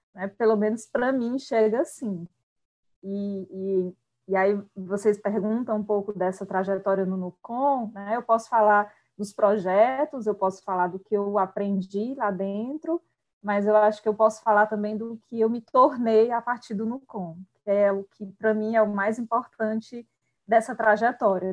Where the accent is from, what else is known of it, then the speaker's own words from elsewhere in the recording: Quixadá, Ceará, Brazil; eu sou do sertão central, né? Sou de Quixadá